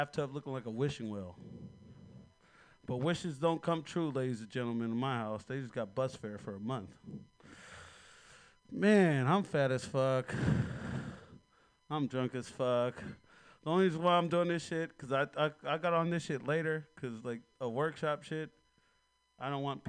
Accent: Hawaii, United States; moved away; I'm from Hawaii

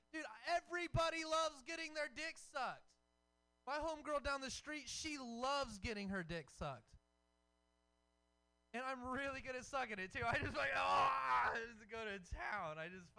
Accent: Texas, United States; now in California, United States; I'm from Texas, like you guys know, right? These are some facts about me. You know, I am a former felon, a former rapper. I'm a father.

